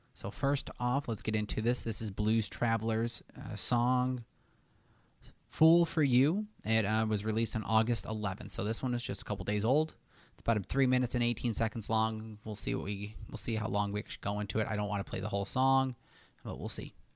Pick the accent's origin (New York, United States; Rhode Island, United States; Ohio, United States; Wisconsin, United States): New York, United States; Buffalo; We're from Buffalo